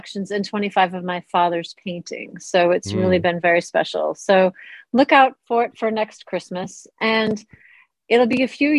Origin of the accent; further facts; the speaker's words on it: United States; moved away as an adult; also born or lived in North London; now in London, United Kingdom; you can hear from my accent that I am not British. I am American. I've been here for over 2 decades